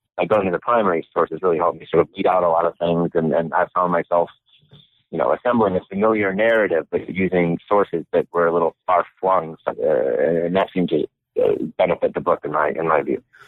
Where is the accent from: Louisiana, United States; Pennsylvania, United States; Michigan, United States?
Michigan, United States; I was born and raised in Michigan, and my family moved around a lot, but mostly to different locations in Michigan